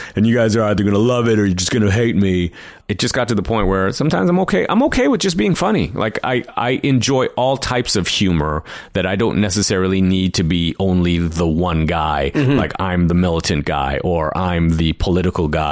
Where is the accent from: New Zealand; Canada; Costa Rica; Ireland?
Canada; Toronto, Ontario; also born or lived in Trinidad / Flemington, Trinidad; I grew up in Toronto